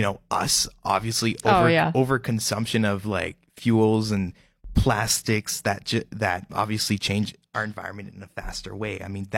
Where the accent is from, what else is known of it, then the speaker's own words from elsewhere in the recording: Saint-Adolphe, Manitoba, Canada; I'm from Saint-Adolphe, should I say the island of Saint-Adolphe right now?